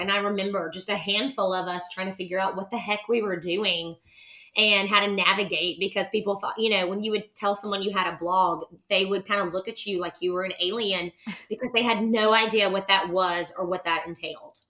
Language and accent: English; Nashville, Tennessee, United States; also born or lived in Knoxville, Tennessee; I'm from Nashville, Tennessee. I'm actually a native Nashvilleian